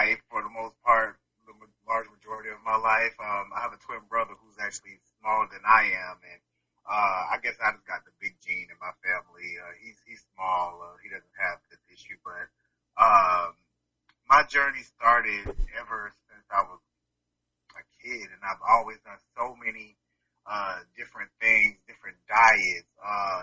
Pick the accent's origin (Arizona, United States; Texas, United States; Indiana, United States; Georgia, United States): Georgia, United States; also born or lived in Winston-Salem, North Carolina / Daytona Beach, Florida; I'm originally from Winston-Salem, North Carolina, but I've been in Georgia since I was 6 years old.